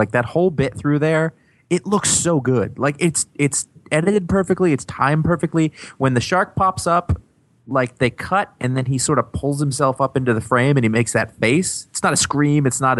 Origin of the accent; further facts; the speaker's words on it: New England, United States; I'm from New England